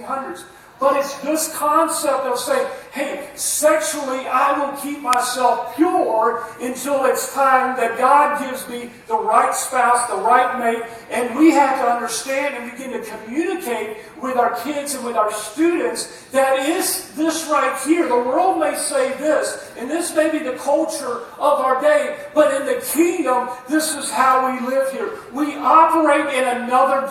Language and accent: English; United States; I'm an American preacher